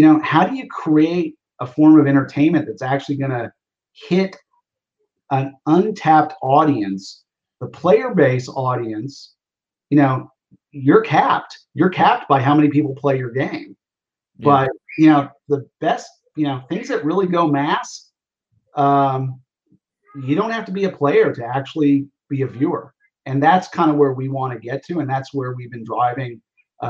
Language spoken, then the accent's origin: English; Oklahoma, United States; I grew up in Oklahoma, University of Oklahoma football.